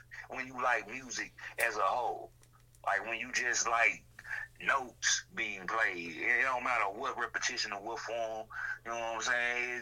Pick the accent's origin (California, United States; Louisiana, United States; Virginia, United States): Louisiana, United States; Shreveport; also born or lived in Longview, Texas; I'm from Shreveport. And my second home, Longview